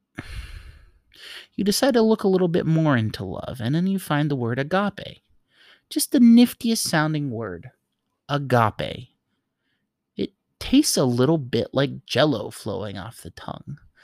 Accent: New York, United States; I grew up in New York

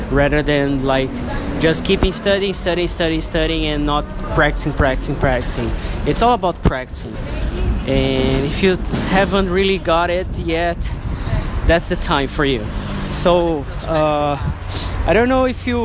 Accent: Brazil; English is a second language; from Brazil speaking in English.

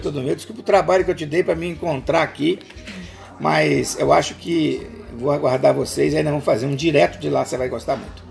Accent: on the border with Minas Gerais, south of Espírito Santo state, Brazil; also born or lived in Vitória, Brazil; Eu sou do sul do estado, do Espírito Santo, na divisa com Minas Gerais

